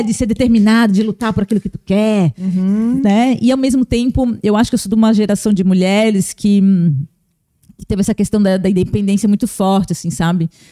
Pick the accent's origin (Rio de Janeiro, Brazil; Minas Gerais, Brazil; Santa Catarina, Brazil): Santa Catarina, Brazil; Blumenau; eu nasci em Blumenau